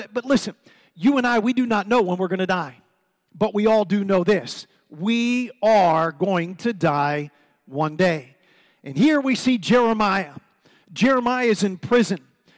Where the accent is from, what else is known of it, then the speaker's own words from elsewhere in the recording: Washington, District of Columbia, United States; And believe it or not, I'm originally from this area. I'm from Washington, D.C. It's not my fault, it's my parents' fault, amen? But I'm originally from Washington, D.C.